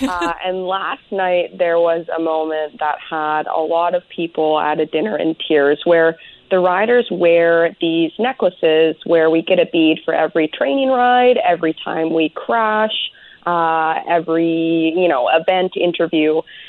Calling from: Chemainus, British Columbia, Canada; I am calling you from Chemainus.

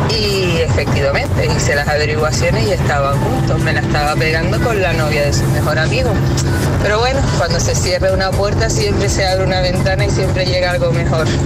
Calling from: Madrid, Community of Madrid, Spain; de Madrid.

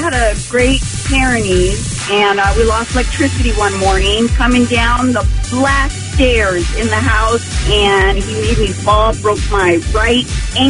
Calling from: Crestline, California, United States; I'm calling from Crestline.

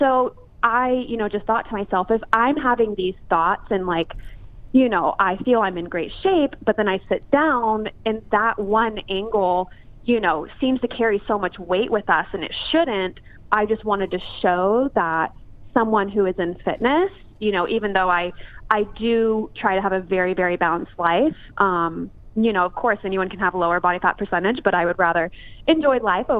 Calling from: Los Angeles, California, United States; Los Angeles

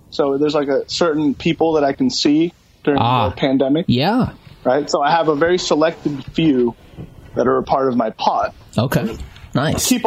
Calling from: Kirkland, Washington, United States; I am at a friend's house in Kirkland, down the street from my house.

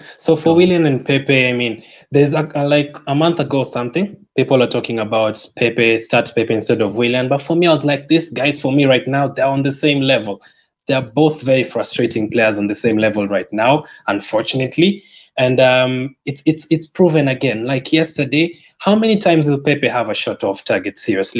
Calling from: Kenya; I'm joining you from Kenya.

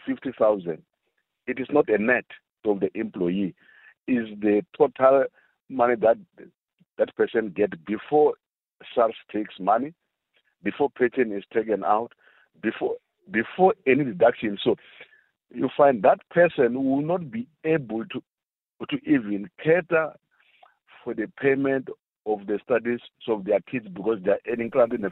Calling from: South Africa; I'm phoning from Kruger National Park.

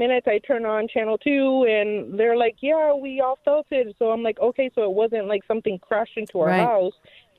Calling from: Buffalo, New York, United States; So I live right near, like, the medical, like, Buffalo General area, so...

